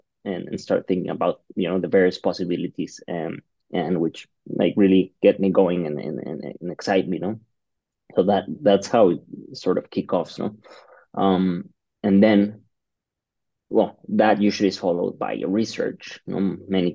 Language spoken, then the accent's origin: English; Mexico City, Mexico; I'm from Mexico City